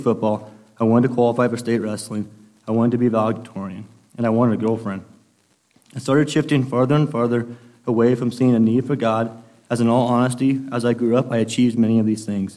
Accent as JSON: {"language": "English", "town": "Imperial", "country": "United States", "tie": "born or raised there", "said": "I was raised here in Imperial"}